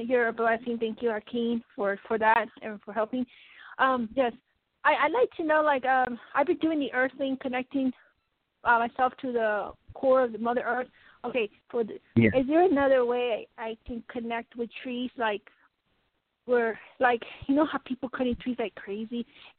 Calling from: Colorado, United States; of Colorado

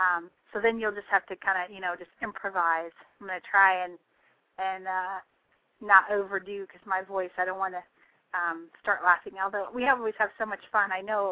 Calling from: Tennessee, United States; I am calling in from Austin, Texas. So I am far from Tennessee.

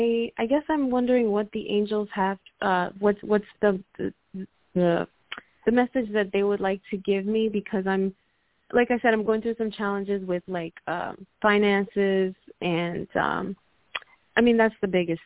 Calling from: Puerto Rico; I'm calling from Puerto Rico.

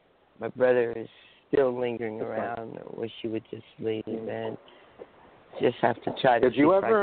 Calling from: northern New Jersey, United States; I'm calling from northern New Jersey.

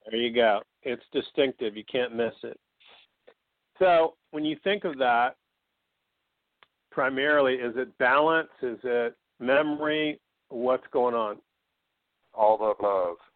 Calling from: Atlanta, Georgia, United States; I'm from uh, Atlanta, Georgia.

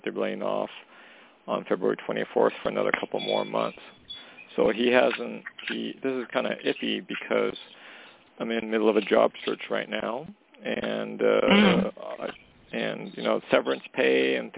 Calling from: Canada; calling from Canada.

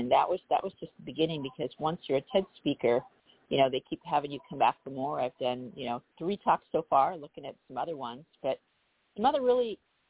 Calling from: Los Angeles, California, United States; I am calling from the beautiful San Fernando Valley. I live in the North Hills. It's a beautiful community, not too far from Northridge

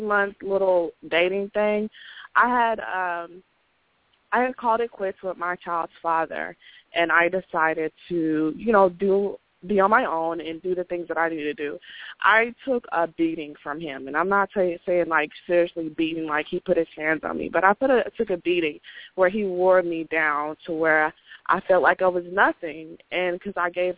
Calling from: Dallas, Texas, United States; I'm calling from Dallas

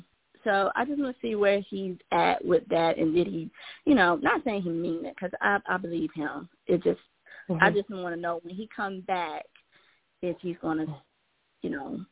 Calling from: Georgia, United States

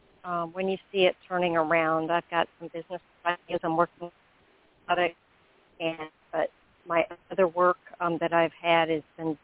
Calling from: Florida, United States; I'm calling from Florida.

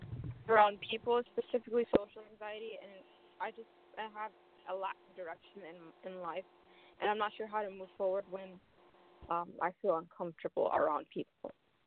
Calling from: Columbus, Ohio, United States

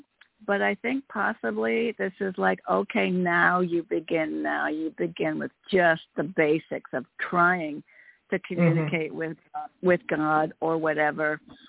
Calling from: Connecticut, United States; Sorry, from Connecticut.

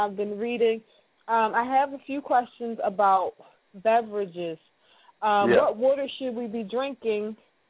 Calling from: Philadelphia, Pennsylvania, United States

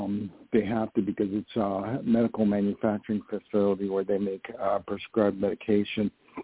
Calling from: Poughkeepsie, New York, United States; I'm calling from New York.

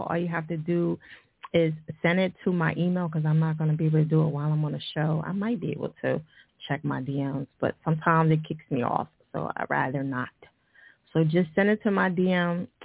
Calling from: Detroit, Michigan, United States; I'm calling from Detroit, of course.

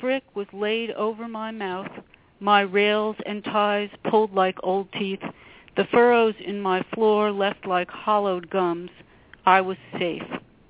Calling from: Brooklyn, New York, United States

